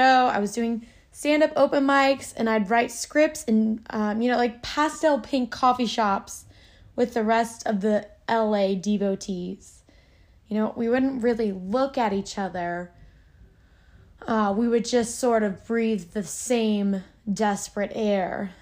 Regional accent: suburb outside of Orlando, Florida, United States; moved away; I came from Florida. Crackhead, alligator, swamp, Disneyland. Silly old Florida. I, it was a suburb outside of Orlando

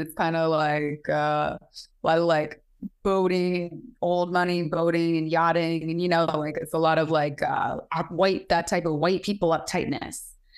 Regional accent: Maine, United States; moved away; also born or lived in Bali; growing up in Maine, my parents did a great job

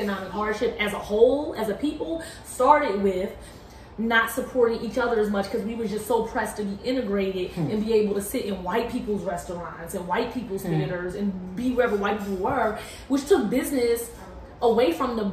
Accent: Philadelphia, Pennsylvania, United States; now in Washington, D.C., United States; I'm from Philly

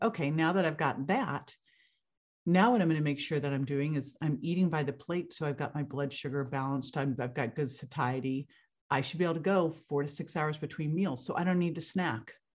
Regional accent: Berkeley, California, United States; moved away as an adult; now in Florida, United States; I grew up in Berkeley, California

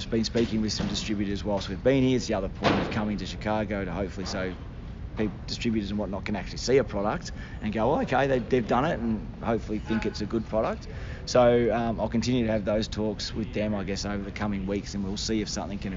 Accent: Australia; we're Australian

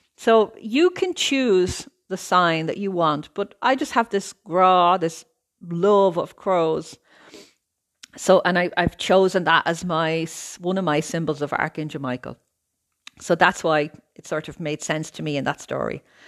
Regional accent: Ireland; moved away as an adult; now in Italy; I'm Irish, I lived in Ireland all of my life, I'm now living in Italy.

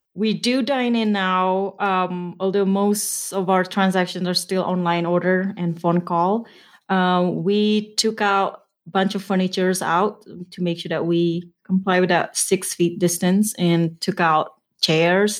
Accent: Indonesia; moved away as an adult; also born or lived in Nevada / West Papua; now in Utah, United States; I wasn't born in Utah. I'm originally from Indonesia

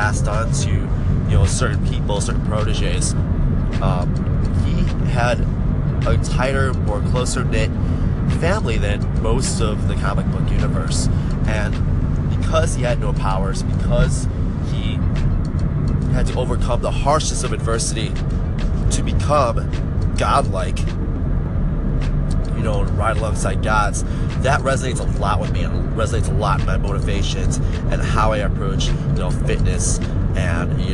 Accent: Chicago, Illinois, United States; I am from the Chicago area

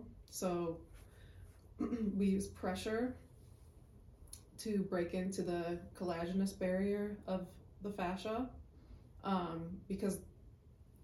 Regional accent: Chicago, Illinois, United States; I'm from Chicago, went to Chicago State University

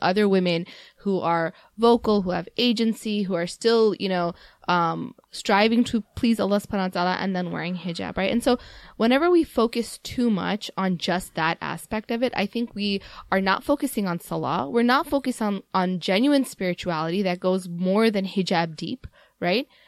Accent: Mississippi, United States; now in Chicago, United States; growing up in Mississippi

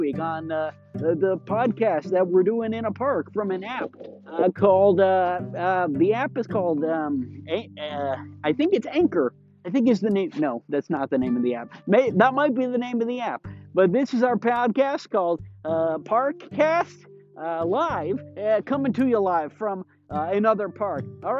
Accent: Glenview, Illinois, United States; behind my elementary school, that's behind the house that I grew up in here in Glenview, Illinois.

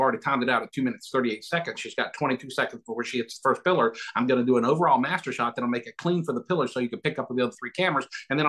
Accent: the South, United States; Well, I'm from the South

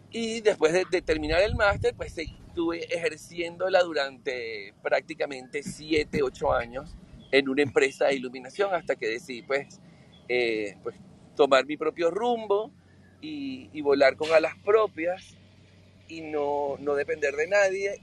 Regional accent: Venezuela; also born or lived in Europe

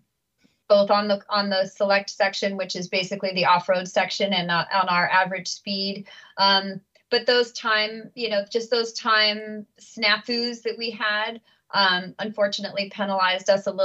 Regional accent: United States; to be from the U.S.

